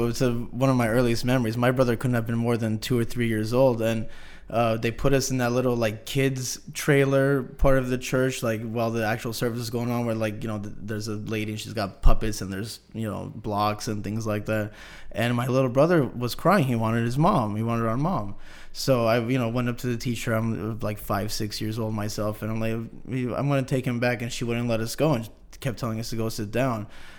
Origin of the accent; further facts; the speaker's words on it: San Jose, California, United States; now in Turlock, United States; Grew up in the big city, moved out here to the Cuts, and it was a very big culture shock.